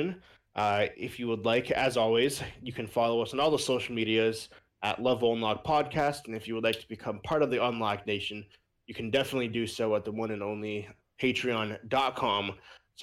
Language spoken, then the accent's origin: English; United States; we're from America